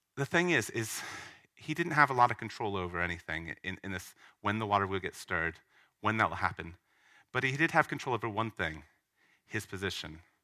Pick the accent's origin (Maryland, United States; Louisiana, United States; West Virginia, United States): Louisiana, United States; Hammond; moved away as an adult; Southeastern Louisiana University, um, which is in the States, surprisingly. Um, it's in my hometown